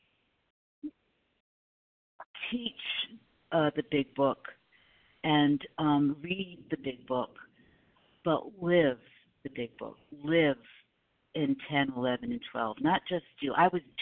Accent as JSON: {"language": "English", "region": "Rhode Island", "country": "United States", "moved": "yes", "lives_now": "South Carolina, United States", "said": "I'm from Rhode Island originally. I live in South Carolina, but originally from Rhode Island"}